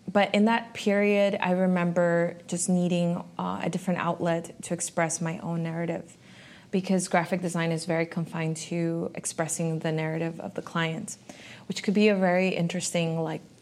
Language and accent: English; Miami, Florida, United States; I'm honestly from a lot of different places, but I feel very confident now in saying that I am from Miami.